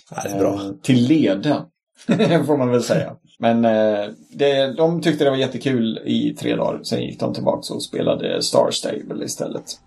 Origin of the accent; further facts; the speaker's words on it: Sweden; also born or lived in Gothenburg; vi svenskar